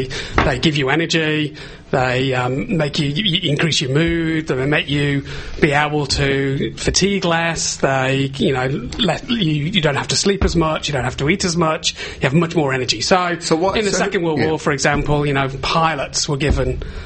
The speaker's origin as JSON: {"language": "English", "town": "Liverpool", "region": "North West England", "country": "United Kingdom", "moved": "yes", "lives_now": "Australia", "said": "I'm from the UK originally. I'm from Liverpool"}